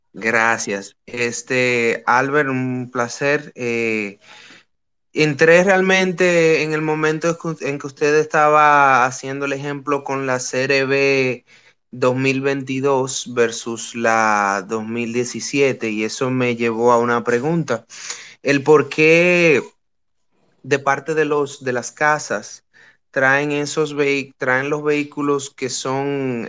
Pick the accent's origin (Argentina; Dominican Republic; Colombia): Dominican Republic; nosotros los dominicanos